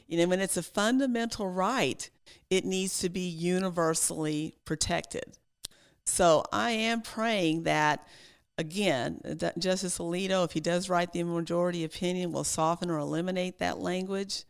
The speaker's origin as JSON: {"language": "English", "region": "Texas", "country": "United States", "tie": "born or raised there", "said": "as a Texan, when I was growing up in high school"}